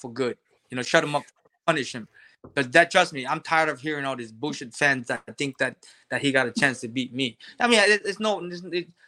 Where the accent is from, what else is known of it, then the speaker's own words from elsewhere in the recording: Hawaii, United States; I grew up in Hawaii